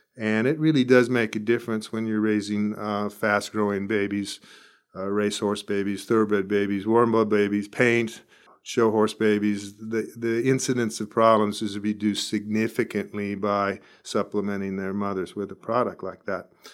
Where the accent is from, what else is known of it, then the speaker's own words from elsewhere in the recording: Escondido, California, United States; moved away as an adult; also born or lived in Arizona / Davis, California; now in Bakersfield, United States; I grew up in Escondido, northern San Diego County, and went to Arizona when I was eighteen